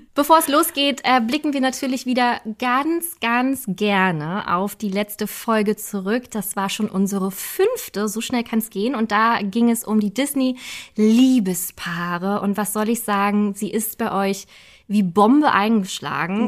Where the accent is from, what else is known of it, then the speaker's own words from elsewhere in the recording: Berlin, Germany; wir sind gebürtige Berliner, deswegen kennen wir einfach unsere Stadt.